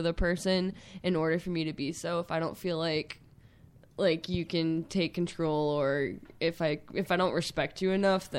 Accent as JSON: {"language": "English", "region": "Rhode Island", "country": "United States", "tie": "born or raised there", "said": "I'm from Rhode Island, born and raised"}